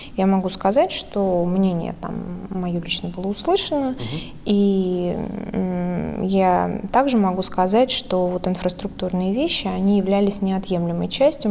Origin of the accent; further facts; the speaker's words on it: Smolensk Oblast, Russia; moved away; я выросла э, в Смоленской области